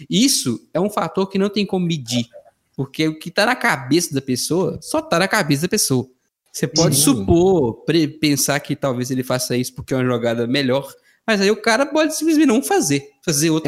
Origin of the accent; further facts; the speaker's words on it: Minas Gerais, Brazil; Eu sou mineiro